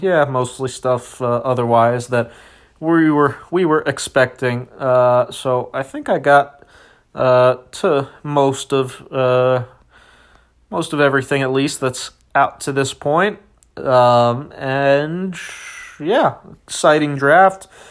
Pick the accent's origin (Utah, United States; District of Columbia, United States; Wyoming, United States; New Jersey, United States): District of Columbia, United States; Washington; my hometown, uh, Washington, D C